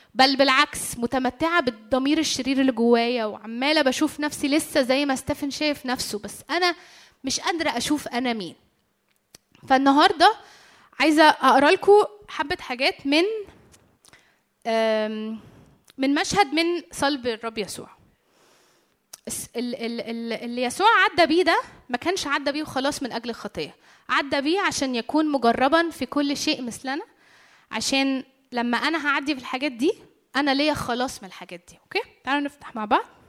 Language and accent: Arabic; Egypt; عندنا في مصر